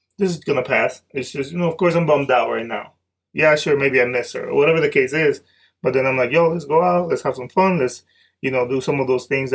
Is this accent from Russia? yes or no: no; Dominican Republic; now in United States; growing up in Dominican Republic